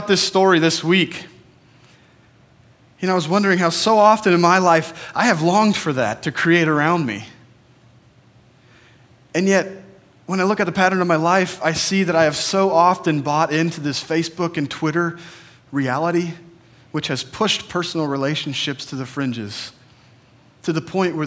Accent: Portland, Oregon, United States; that's where I'm from too

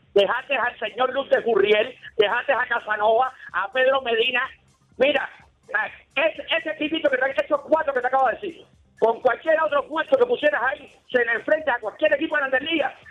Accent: Cuba; moved away as an adult; yo hace 25 años salí de Cuba

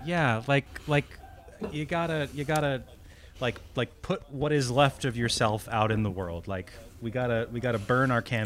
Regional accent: New England, United States; born or raised there; moved away as an adult

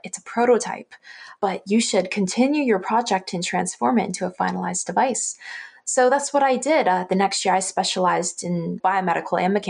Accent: Hamilton, Ontario, Canada; I'm born and raised in Hamilton, Ontario

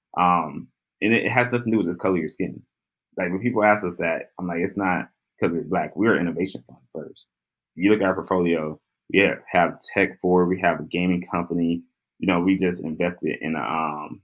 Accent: Jackson, Mississippi, United States; I'm from Jackson, Mississippi

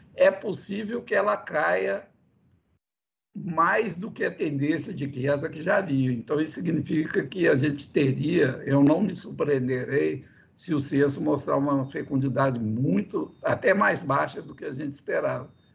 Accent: Minas Gerais, Brazil; eu que sou de Minas Gerais

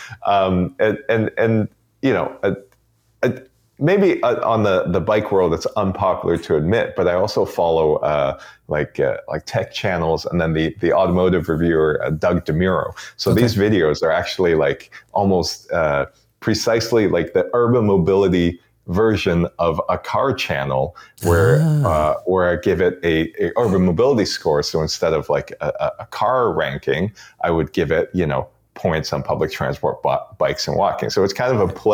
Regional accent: Toronto, Ontario, Canada; also born or lived in Beijing, China; now in Vancouver Island, Canada; Roots in Toronto, and I basically grew up in Toronto

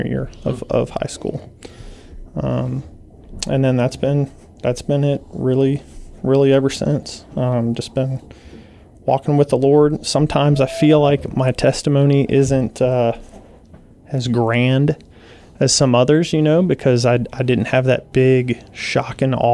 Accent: Virginia, United States; now in Guam; I grew up in Virginia

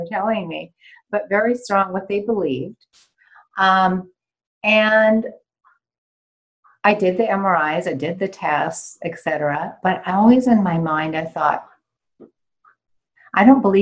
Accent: Washington, United States; moved away as an adult; also born or lived in New York City / Geneva; I grew up in Washington State, so I'm in Pacific Northwest

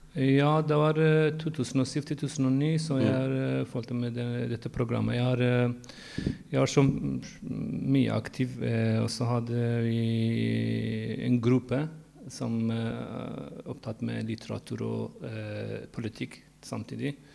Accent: Iran; Norwegian is a second language; moved away as an adult; now in Norway; jeg flyttet fra Iran da var jeg 20 år gammel

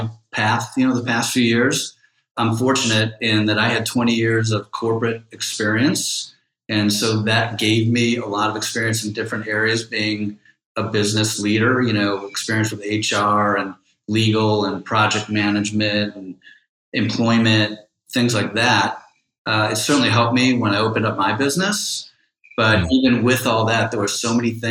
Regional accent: Cleveland Heights, Ohio, United States; I'm from Cleveland, Heights, from the East Side

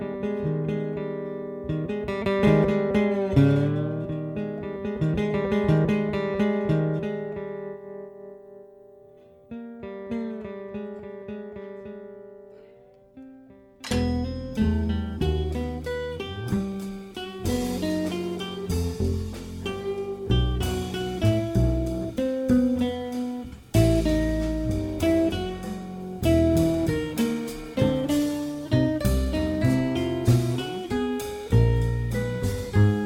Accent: Boston, Massachusetts, United States; moved away as an adult; also born or lived in Brooklyn, New York; now in New York, United States; I'm originally from Boston, Massachusetts, and I grew up there

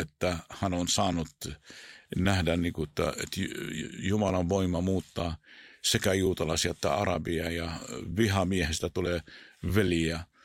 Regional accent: Israel; Finnish is a second language; moved away; Mä oon syntynyt siellä, kasvanut siellä

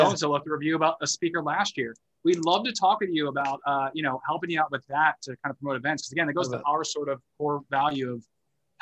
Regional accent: United States; I'm American, but I haven't moved to Canada since

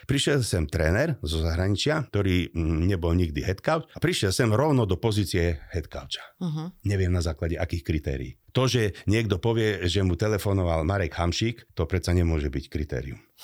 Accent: Slovakia; nie sme my Slováci

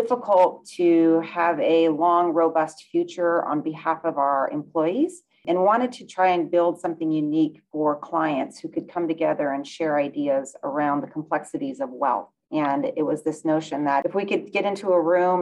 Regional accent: Bend, Oregon, United States; moved away as an adult; now in Seattle, United States; I was raised in Bend, Oregon.

